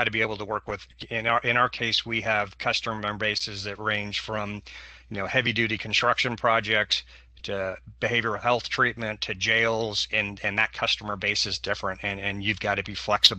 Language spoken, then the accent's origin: English; Portland, Oregon, United States; I'm from Multnomah County, which is the Portland, Oregon area, for those of you not familiar.